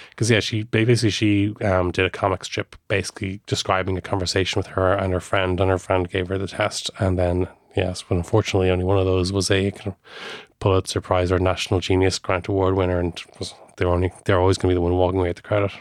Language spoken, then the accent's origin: English; Ireland